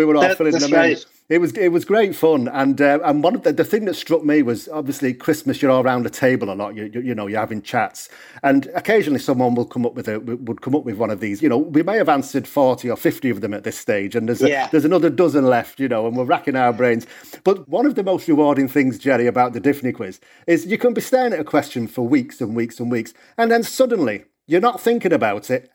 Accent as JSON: {"language": "English", "region": "the north of England", "country": "United Kingdom", "moved": "yes", "said": "obviously you can hear from my accent, I'm from England originally, the north of England."}